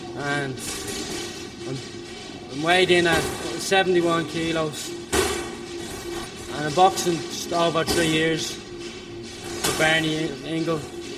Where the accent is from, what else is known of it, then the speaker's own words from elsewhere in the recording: Ireland; I'm 14 years of age. I'm from Pearsley.